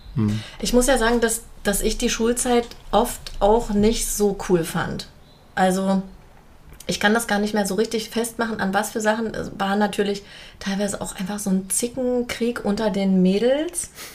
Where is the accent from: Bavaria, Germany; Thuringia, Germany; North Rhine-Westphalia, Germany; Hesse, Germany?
Thuringia, Germany; Jena; Ich bin in Jena geboren